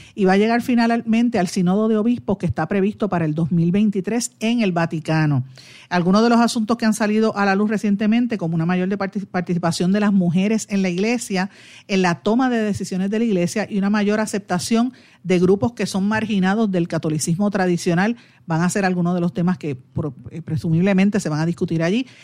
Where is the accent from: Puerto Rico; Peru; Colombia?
Puerto Rico